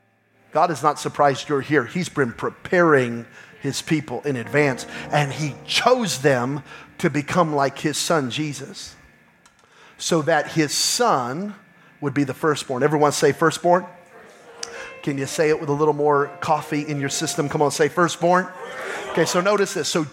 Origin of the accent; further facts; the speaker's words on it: New Mexico, United States; I'm from New Mexico